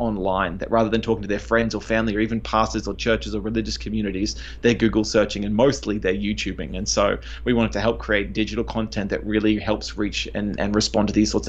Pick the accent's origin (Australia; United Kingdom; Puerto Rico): Australia; they do not understand Aussies very well, because our pronunciation is lazy. We drop the consonants off the end of words all the time.